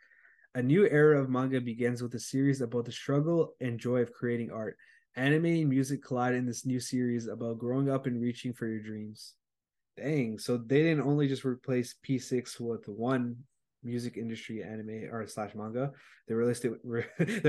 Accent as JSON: {"language": "English", "country": "United States", "said": "I'm like a American dude."}